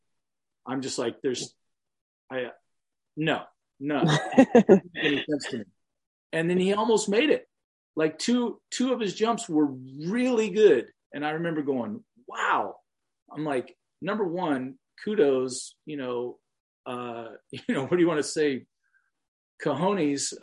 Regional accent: Southern California, United States; I was from Southern California

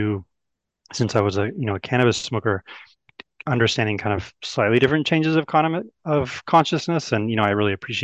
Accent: Oakland, California, United States; I grew up in Oakland

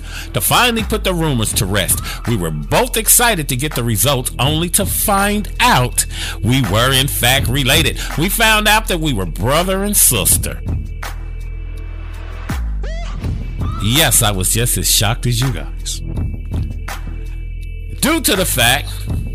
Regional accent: Gary, Indiana, United States; now in Dallas, United States; I'm from Gary, Indiana

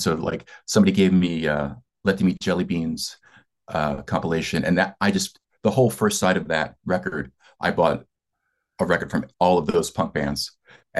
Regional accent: Delaware, United States; Delaware is part of the tri-state area in Philly. So, you know, New Jersey, Pennsylvania, and Delaware. And I grew up on … was the hometown hero.

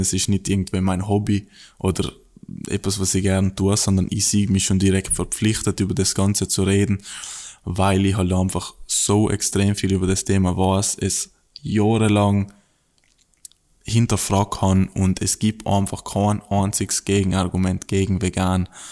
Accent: South Tyrol, Trentino-Alto Adige, Italy; moved away as an adult; now in Australia; bei uns in Südtirol

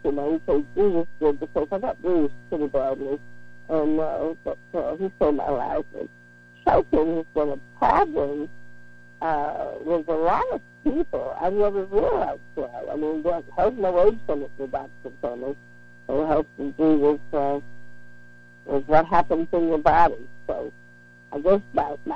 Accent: Dalton, Georgia, United States; now in California, United States; from Boughton, Georgia, my hometown

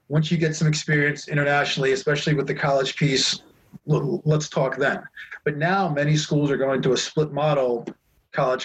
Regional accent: East Coast, United States; moved away as an adult; now in Taiwan; I grew up on the East Coast

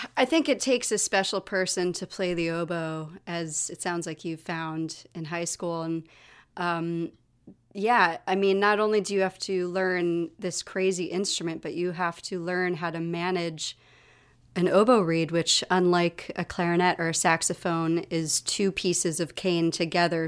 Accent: New York City, New York, United States; also born or lived in Galway, Ireland; we live in my childhood apartment. So I am talking to you from my childhood apartment. I've been here since I was nine, on and off.

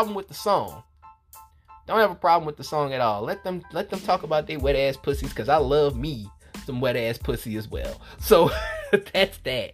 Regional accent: New Orleans, Louisiana, United States; I'm from New Orleans

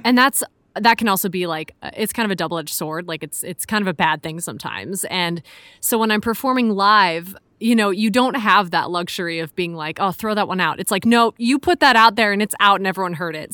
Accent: Chicago, Illinois, United States; moved away as an adult; also born or lived in Philadelphia / Hong Kong; I'm from Chicago originally, but I moved out to Philly for school.

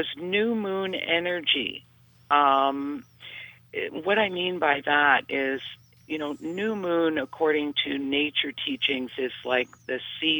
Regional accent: Canada; you being a Canadian and myself.

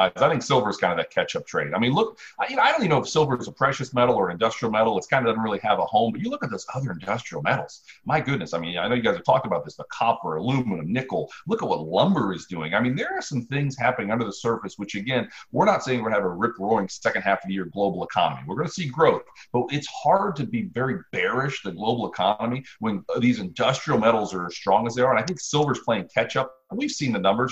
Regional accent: Ohio, United States; now in South Carolina, United States; I'm from Ohio.

